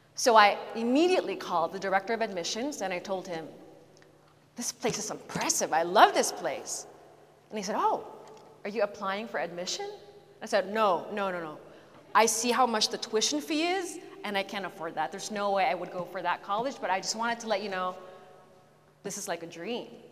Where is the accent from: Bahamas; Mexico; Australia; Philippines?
Philippines; moved away as an adult; also born or lived in Canada / California; although I was born in Canada, I lived my adolescent years in the Philippines